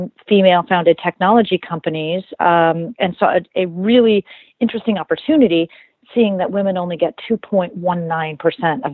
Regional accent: Rockford, Illinois, United States; I grew up in a small town in Illinois called Rockford, Illinois

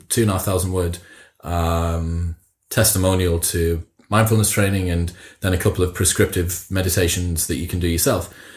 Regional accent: Teesside, North East England, United Kingdom; both northern lads, like we're both from Teesside, like it's not the sort of place that I heard meditation talked about an awful lot as I grew up.

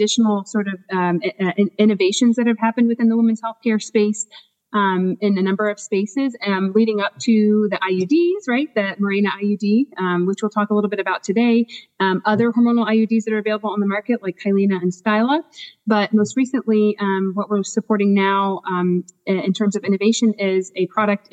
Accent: Washington, District of Columbia, United States; moved away as an adult; now in New Jersey, United States; I am originally from the Washington, D.C. area

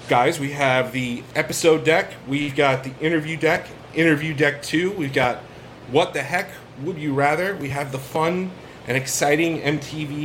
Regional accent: New York, United States; we're from New York

